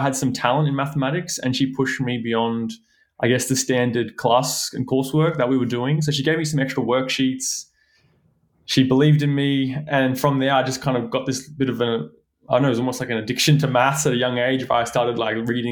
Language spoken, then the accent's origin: English; Brisbane, Queensland, Australia; also born or lived in Western Australia; Brisbane born and raised. I grew up in the Redlands area, Mount Cotton